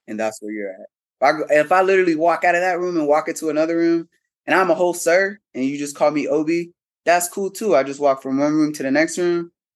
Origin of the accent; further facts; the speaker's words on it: Cincinnati, Ohio, United States; moved away as an adult; also born or lived in Atlanta, Georgia; prior to moving to Atlanta, I'm from Cincinnati, Ohio.